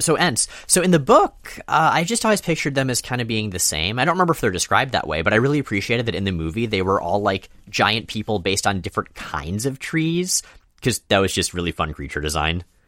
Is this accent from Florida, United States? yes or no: yes; Florida, United States; moved away as an adult; also born or lived in North Carolina; now in Pacific Northwest, United States; we grew up in Florida, me entirely, you largely